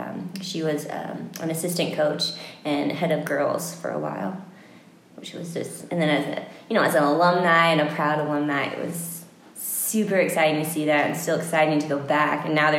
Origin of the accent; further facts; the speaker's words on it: St. Louis, Missouri, United States; moved away as an adult; also born or lived in Boulder / California; now in Durango, United States; I'm married to … here in Durango. We're both from St. Louis. Then we moved to Boulder, to California, to Durango, back to California, back to Durango because it's the best place on earth. I'm a twin.